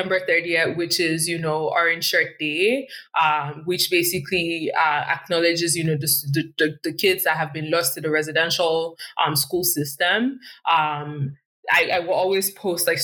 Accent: Warri, Delta, Nigeria; now in Canada; I come from Warri, and, you know, when I was there, like SPDC or Shell was one of the big companies there

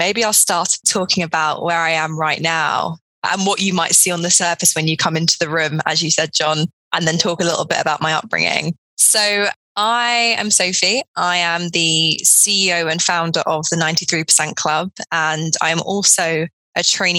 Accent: Edgware, London, United Kingdom; I was born in Edgware, which is in North London. And I was born into a council estate called Graham Park, where I lived with my mum and my dad.

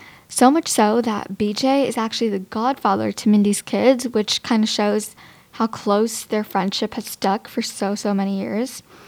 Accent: India; So for starters, I'm Indian, similarly to Kelly, and I also celebrate Diwali.

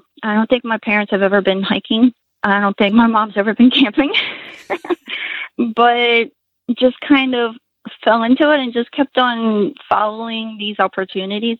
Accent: Philadelphia, Pennsylvania, United States; moved away as an adult; now in Hawaii, United States; I grew up in Philadelphia and became a graphic designer

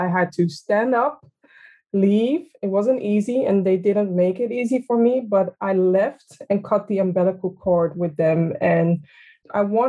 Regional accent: Amsterdam, North Holland, Netherlands; I'm a very tall for a Ghanaian person, born and raised in Amsterdam

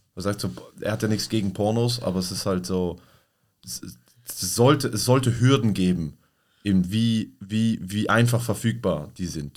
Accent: Basel, Basel-Stadt, Switzerland; bei uns in Basel, da wo ich herkomme

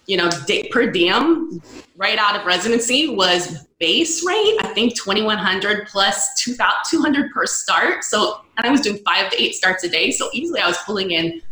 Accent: California, United States; also born or lived in Missouri / Connecticut / San Francisco; I'm from California originally

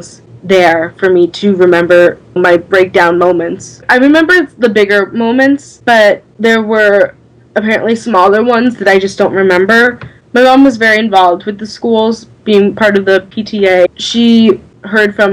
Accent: Long Island, New York, United States; I'm from Long Island.

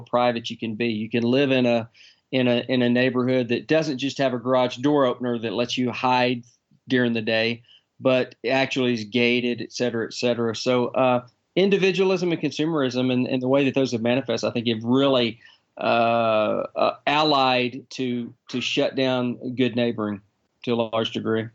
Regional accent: Texas, United States; I'm a Texan

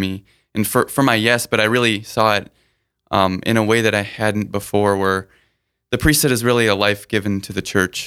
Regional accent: Sioux Falls, South Dakota, United States; also born or lived in Burnsville, Minnesota; Most of my childhood's been spent since two and a half in Sioux Falls

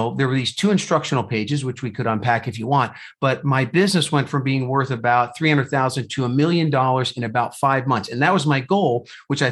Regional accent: New Jersey, United States; moved away as an adult; also born or lived in Indiana; now in Phoenix, United States; So I was born and raised in New Jersey

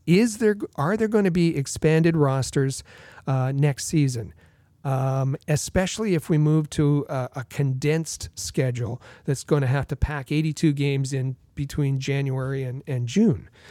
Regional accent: Thunder Bay, Ontario, Canada; my hometown of Thunder Bay, Ontario

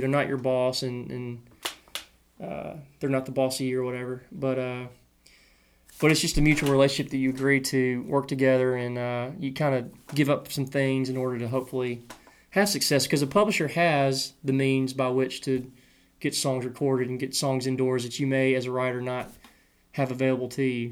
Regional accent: Clarksville, Tennessee, United States; I grew up in Clarksville, which is an hour from Nashville

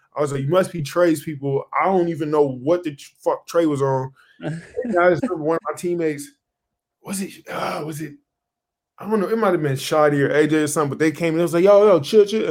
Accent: Moreno Valley, California, United States; moved away; also born or lived in Portland; I grew up in like like Riverside area, Moreno Valley, like that neighborhood

